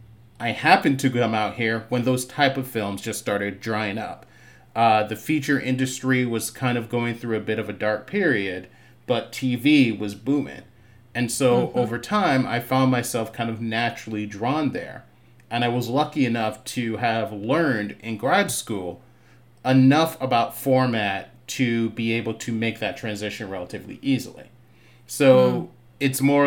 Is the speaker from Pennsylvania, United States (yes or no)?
no; Boston, Massachusetts, United States; now in California, United States; I grew up in the heart of the city, Roxbury, Massachusetts. I was kind of raised, bounced between Boston and Barbados for most of my childhood.